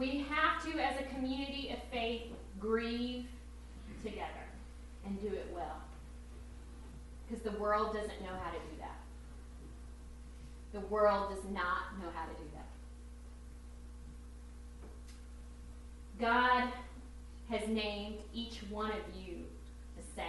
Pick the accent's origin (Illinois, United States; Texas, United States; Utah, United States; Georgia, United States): Texas, United States; moved away; I grew up in Texas, so we didn't have mountains